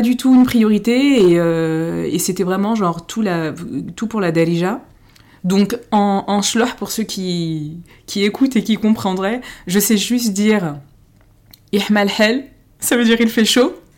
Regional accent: Paris, Île-de-France, France; je suis née à Paris, mais euh, mes parents sont tous les deux marocains

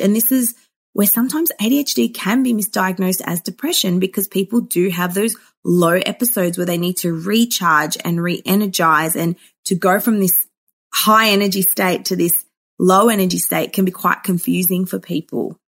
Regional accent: Melbourne, Victoria, Australia; I grew up in Melbourne, Australia

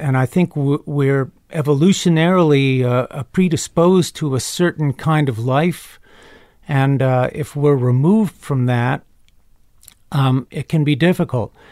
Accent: Chapel Hill, North Carolina, United States; also born or lived in Carrboro, North Carolina; I grew up in Chapel Hill, North Carolina

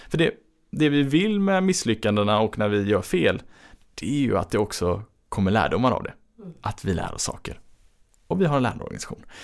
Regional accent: Gothenburg, Västra Götaland, Sweden; som göteborgare så är det ju liksom, man blir varm inombords

